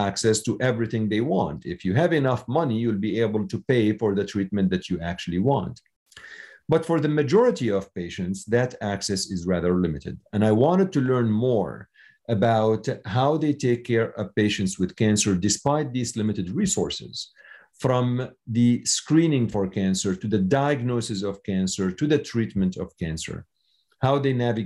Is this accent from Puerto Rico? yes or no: no; Syria; now in United States; I was born in Syria, and I came to the U.S. 30 years ago.